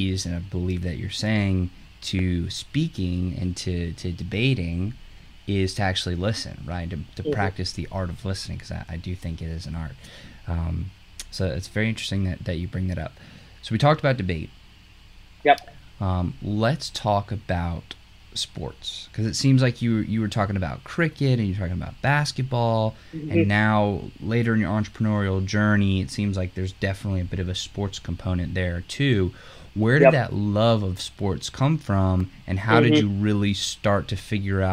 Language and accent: English; New Orleans, Louisiana, United States; I'm from New Orleans, and so obviously we're Saints fans here